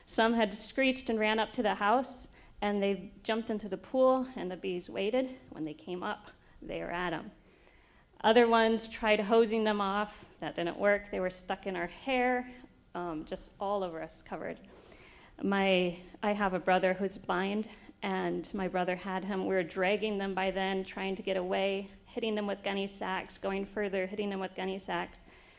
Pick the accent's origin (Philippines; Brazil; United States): Brazil; And I grew up in Brazil.